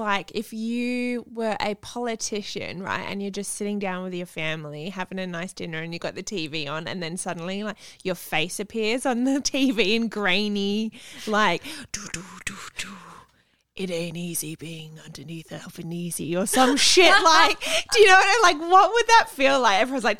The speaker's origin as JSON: {"language": "English", "town": "Salisbury", "region": "South Australia", "country": "Australia", "tie": "born or raised there", "said": "I grew up in Salisbury"}